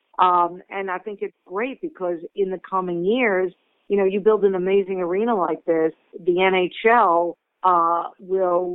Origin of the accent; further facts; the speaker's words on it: Long Island, New York, United States; I grew up on Long Island